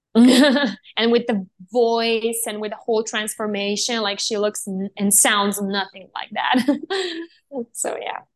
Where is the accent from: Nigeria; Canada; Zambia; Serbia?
Serbia; I was born and raised in Serbia